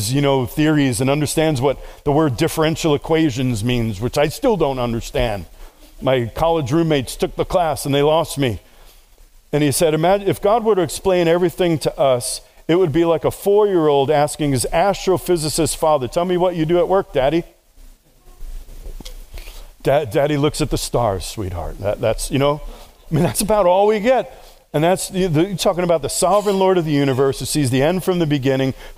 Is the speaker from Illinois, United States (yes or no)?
no; New York City, New York, United States; I grew up in New York City. I was raised on the streets